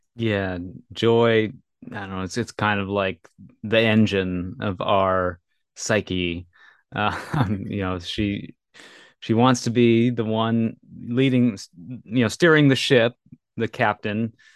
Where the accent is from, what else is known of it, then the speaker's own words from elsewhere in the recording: Minnesota, United States; I grew up in Minnesota